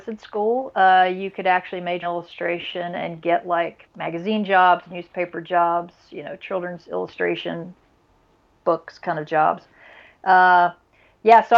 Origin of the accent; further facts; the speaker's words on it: Deep South, United States; moved away as an adult; also born or lived in California / Wiggins, Mississippi / Brevard, North Carolina / Knoxville, Tennessee; I was born in California, actually, but I grew up in the Deep South